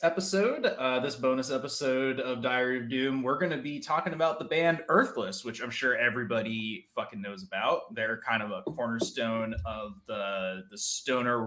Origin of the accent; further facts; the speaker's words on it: New Jersey, United States; I'm from New Jersey